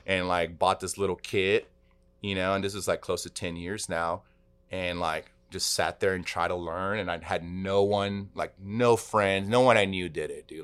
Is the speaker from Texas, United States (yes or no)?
yes; Texas, United States; growing up in Texas